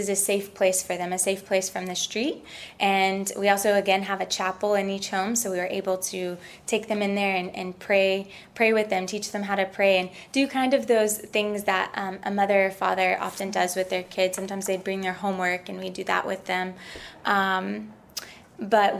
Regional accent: Tennessee, United States; moved away; also born or lived in Ecuador; I'm from Tennessee

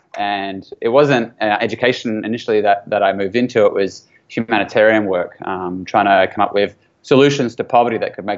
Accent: New Zealand; also born or lived in Australia; I was born in New Zealand, moved to Australia very young as a baby, moved back to New Zealand for intermediate, it's called New Zealand, but effectively junior high

